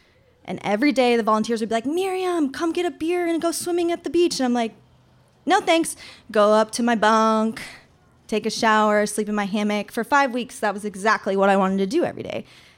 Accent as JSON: {"language": "English", "town": "Lake of the Ozarks", "region": "Missouri", "country": "United States", "tie": "born or raised there", "moved": "as an adult", "lives_now": "Sitka, United States", "said": "I grew up in Lake of the Ozarks, Missouri, which Missouri, if you guys know, is in the middle of America, and Lake of the Ozarks is in the middle of Missouri."}